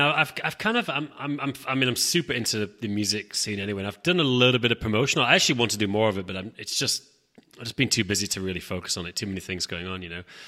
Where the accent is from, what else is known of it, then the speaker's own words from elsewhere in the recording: England, United Kingdom; I'm from England